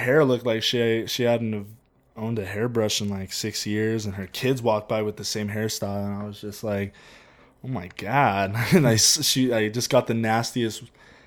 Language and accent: English; Ramona, California, United States; now in Julian, United States; I grew up in Ramona.